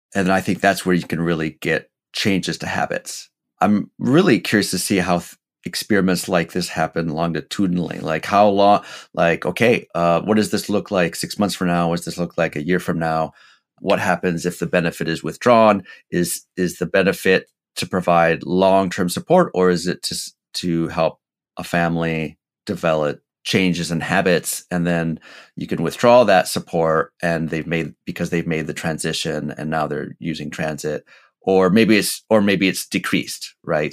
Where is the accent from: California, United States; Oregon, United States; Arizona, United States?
Oregon, United States; Portland; TriMet here in, in my hometown here